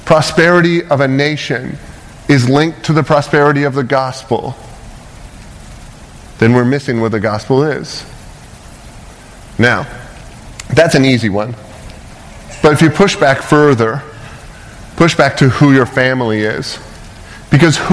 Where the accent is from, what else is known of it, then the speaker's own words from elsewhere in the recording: Canada; moved away as an adult; now in United States; I'm from Canada